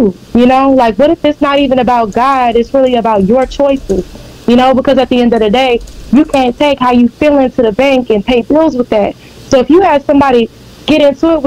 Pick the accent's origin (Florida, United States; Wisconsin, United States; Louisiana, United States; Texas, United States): Texas, United States; Beaumont; I'm from Beaumont